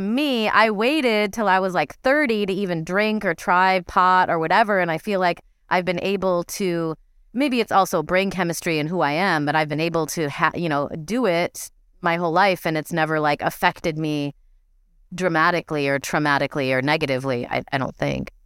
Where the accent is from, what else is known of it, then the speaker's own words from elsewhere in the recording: Midwest, United States; moved away; I grew up in the Midwest